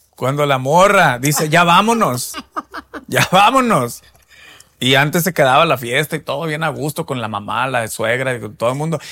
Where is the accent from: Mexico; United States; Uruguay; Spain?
Mexico; nosotros los mexicanos